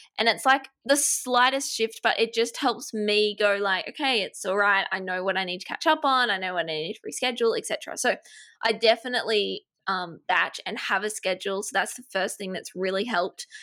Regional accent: Australia; accent: Australian; I live in Australia, if you can't tell, my accent is Australian

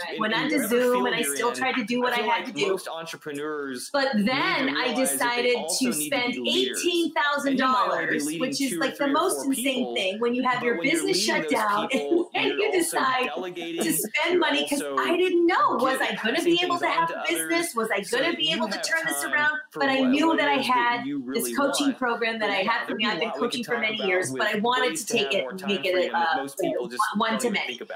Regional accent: Michigan, United States; also born or lived in Los Angeles, United States; now in New York, United States; I'm originally from Michigan and I lived in LA for 17 years

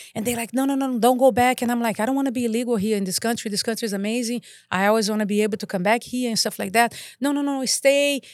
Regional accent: Rio de Janeiro, Brazil; English is a second language; moved away as an adult; now in Santa Clarita, United States; I'm Brazilian. I grew up in Rio de Janeiro, Copacabana.

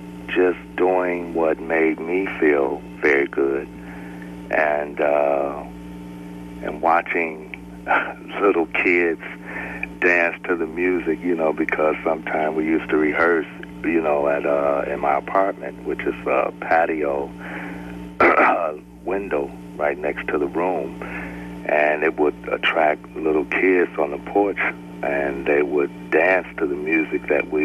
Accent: Detroit, Michigan, United States; Well, actually, I, of course, by Motown, being in Detroit, and I'm the youngest of four other siblings.

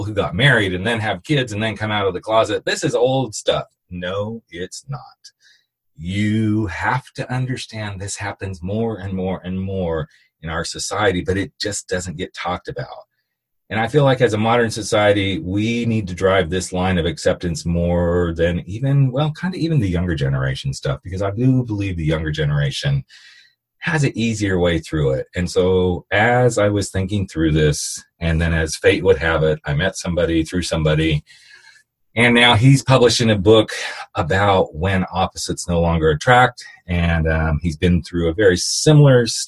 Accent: California, United States; I'm from California

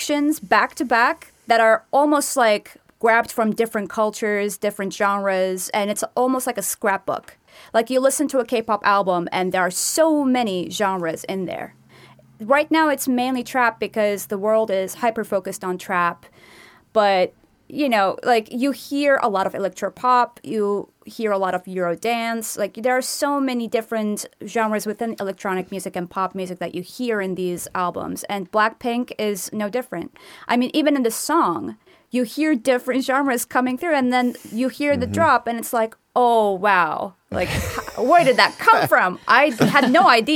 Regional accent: Turkey; moved away; I'm from Turkey

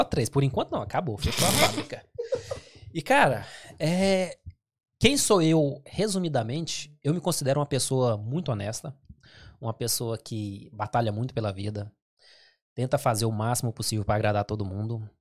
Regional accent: Goiás, Brazil; moved away as an adult; now in England; eu sou brasileiro, goiano

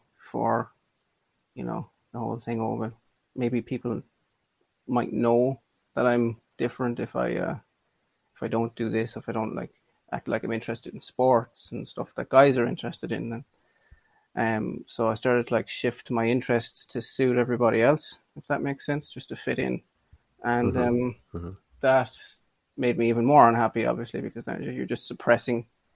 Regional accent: Ireland; I'm a crossdresser from Ireland

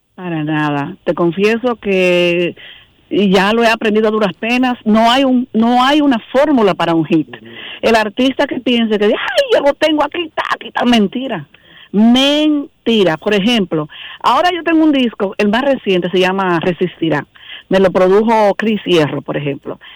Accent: Dominican Republic; nos caracteriza como dominicanos

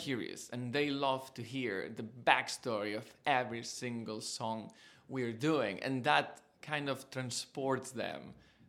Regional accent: south of Catalonia, Spain; English is a second language; now in United Kingdom; I'm Spanish, and I grew up in the south of Catalonia, very close to Valencia, in a little town that what they grow is just rice and oranges

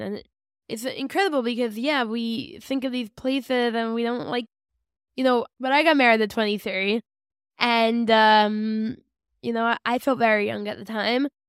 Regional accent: West Orange, New Jersey, United States; now in Ramat Beit Shemesh, Israel; I'm from West Orange.

